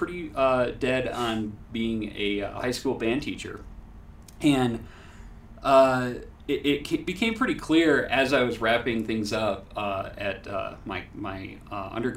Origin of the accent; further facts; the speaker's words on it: Hart, Michigan, United States; I grew up in Hart, Michigan, actually more specifically Crystal Valley, which is really off in the middle of nowhere, but I grew up on a family farm